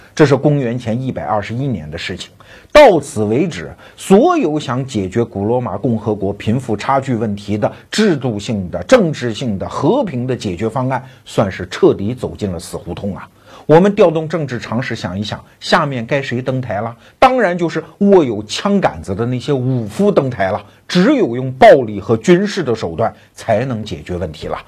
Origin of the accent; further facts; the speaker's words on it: China; 我们中国人